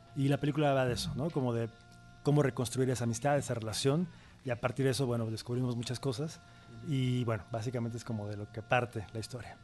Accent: Veracruz, Mexico; es Veracruz, es, mi tierra, es nuestra tierra

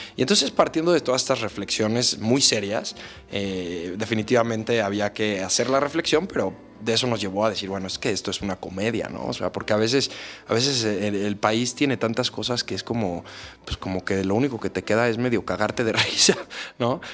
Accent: Mexico; como mexicanos

